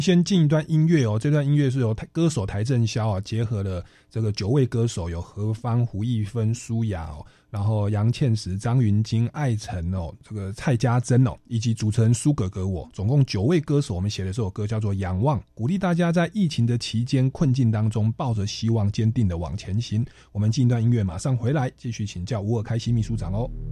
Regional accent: Taiwan; 在初期我们台湾是保护还不错的

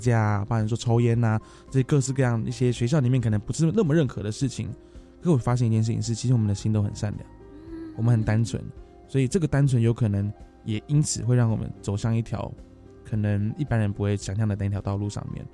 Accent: Taipei, Taiwan; 我们从小在大稻城出生，在这边长大，在这边学坏，后来也选择在这个地方创业

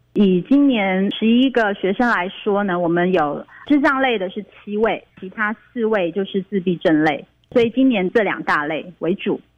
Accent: Nantou County, Taiwan; moved away as an adult; also born or lived in Taipei; now in Kaohsiung, Taiwan; 我当年分发就回到我的家乡，我是住南投，所以我回到南投的南岗国中，在那边三年的特教班

